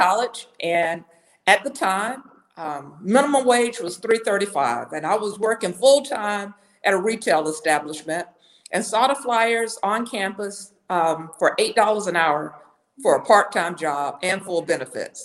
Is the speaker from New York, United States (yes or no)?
no; Florida, United States; moved away as an adult; also born or lived in Orlando / Atlanta / Omaha / Minnesota; now in Chicago, United States; I'm a native Floridian.